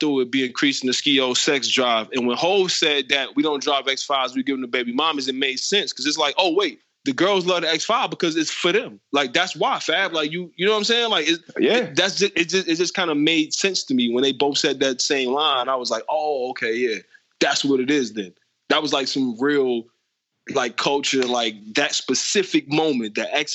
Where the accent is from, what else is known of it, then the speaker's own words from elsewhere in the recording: Detroit, Michigan, United States; growing up in Detroit